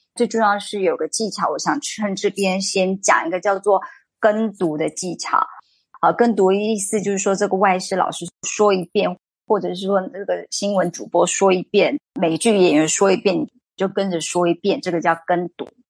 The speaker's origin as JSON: {"language": "Chinese", "country": "Taiwan", "said": "因为台湾并没有像非洲和东南亚这边的国家变成殖民地。所以这造成我们世世代代并不会自然而然的就会使用第二外语"}